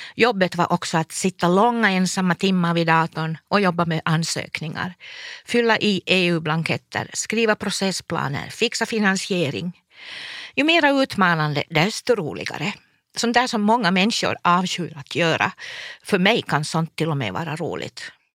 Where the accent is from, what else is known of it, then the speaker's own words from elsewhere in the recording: Forsby sawmill, Pernå municipality, Uusimaa, Finland; Min pappa var lärare i Pärnu kommun i Forsbysåg där jag växte upp på skolbacken